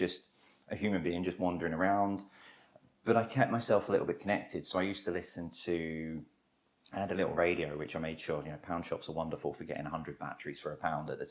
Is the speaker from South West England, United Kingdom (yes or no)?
no; London, United Kingdom; I'm born and bred London. You know, I was born and raised in Wimbledon Park, beautiful area